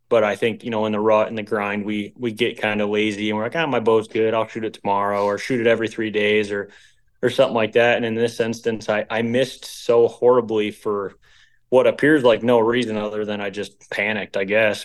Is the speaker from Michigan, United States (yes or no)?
yes; Michigan, United States; We're all from Michigan